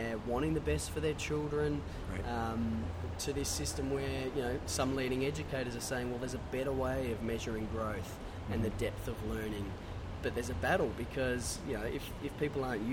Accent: Australia; I'm out here from Oz

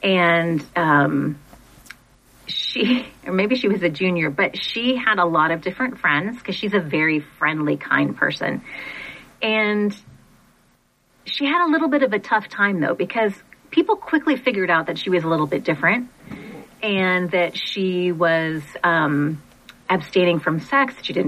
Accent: Monterey, California, United States; also born or lived in Portland, Oregon; So when I was 5, we moved from Portland, Oregon, my family, from Portland, Oregon to Monterey, California.

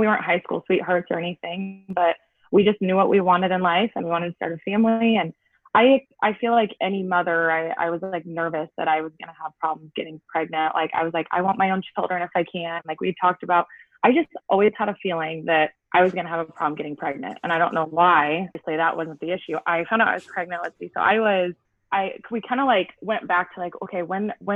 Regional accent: Ottumwa, Iowa, United States; moved away as an adult; also born or lived in Fort Dodge, Iowa; now in Osceola, United States; I am originally from Ottumwa.

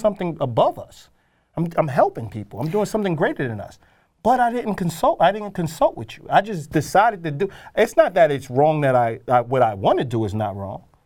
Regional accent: New York, United States; I know I'm a New Yorker

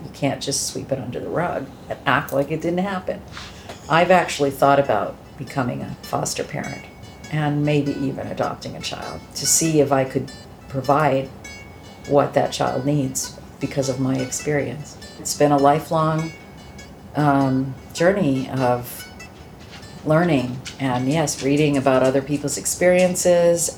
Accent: Shrewsbury, Massachusetts, United States; also born or lived in Hudson, Massachusetts; I grew up in a little town called Shrewsbury

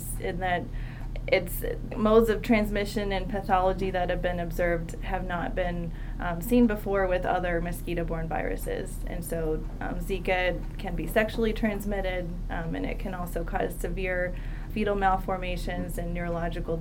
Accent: Delaware, United States; I grew up in Delaware, and so I ended up at the University of Delaware

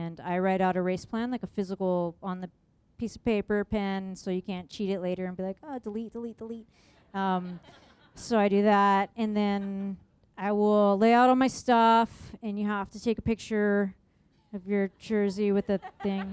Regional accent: San Diego, California, United States; moved away as an adult; also born or lived in Phoenix, Arizona; now in Michigan, United States; I'm from San Diego, and then I went to school in Phoenix, Arizona, and then I moved to Michigan, and I've been there for 13 years.

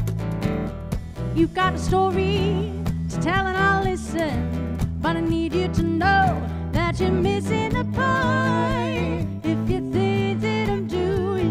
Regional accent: West Coast, United States; I'm from the West Coast

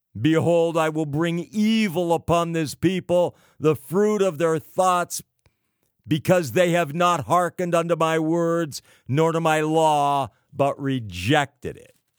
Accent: California, United States; California. the Golden State, my home state

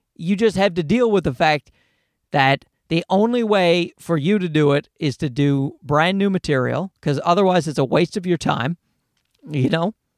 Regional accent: Newfoundland and Labrador, Canada; moved away; my type of white has been around for a, uh, many generations in, uh, Newfoundland where I grew up

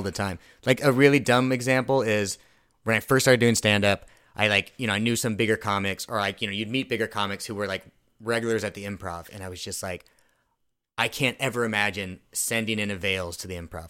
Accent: Thousand Oaks, California, United States; I grew up in Thousand Oaks

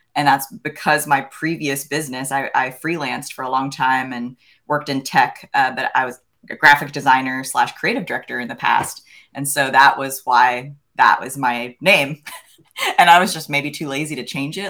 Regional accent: the Poconos, Pennsylvania, United States; I grew up in Pennsylvania in an area called the Poconos

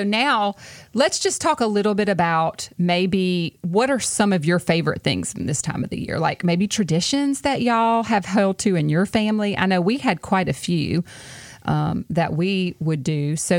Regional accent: Louisiana, United States; moved away as an adult; Because, I mean, we're from Louisiana, too.

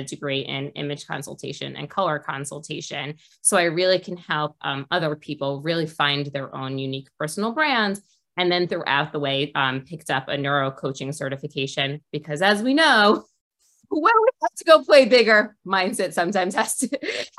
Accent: New York City, New York, United States; Well, I'm from New York, from Queens, so I grew up 20 minutes outside of the city

